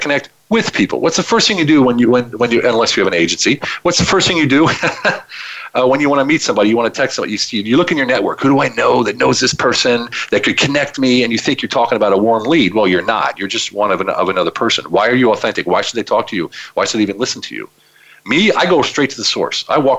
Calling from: Budapest, Hungary; I'm calling from Budapest, Hungary, which is my choice location to live.

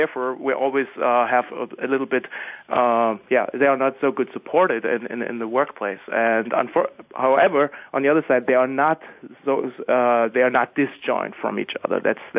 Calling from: Germany; I'm calling from Germany.

